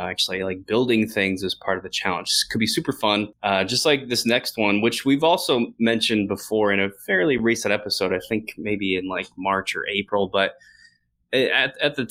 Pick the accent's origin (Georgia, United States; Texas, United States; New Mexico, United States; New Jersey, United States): New Jersey, United States; I grew up in New Jersey.